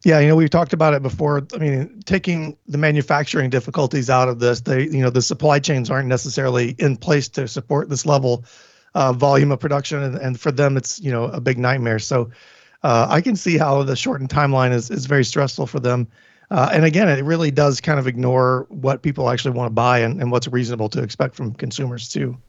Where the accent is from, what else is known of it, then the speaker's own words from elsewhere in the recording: Tennessee, United States; moved away; I'm from Tennessee